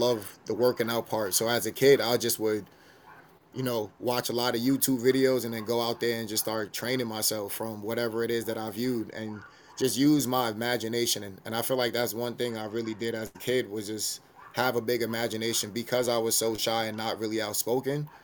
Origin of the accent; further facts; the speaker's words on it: New York City, New York, United States; growing up in New York City, you know, everybody hooping, everybody playing ball